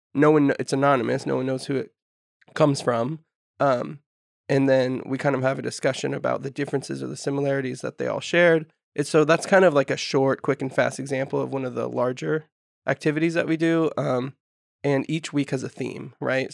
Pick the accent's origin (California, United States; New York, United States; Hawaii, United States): California, United States; Humboldt County; I'm local, so I'm from Humboldt County, grew up here